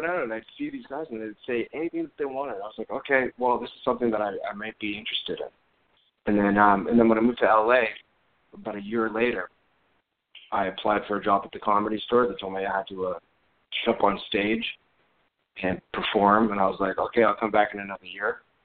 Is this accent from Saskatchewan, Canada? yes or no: no; Montreal, Quebec, Canada; moved away as an adult; also born or lived in New York City; I'm from Montreal